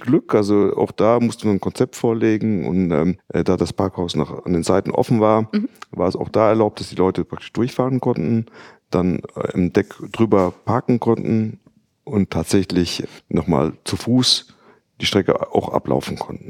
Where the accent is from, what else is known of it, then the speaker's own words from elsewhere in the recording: Netherlands; now in Düsseldorf, Germany; ich bin in Holland aufgewachsen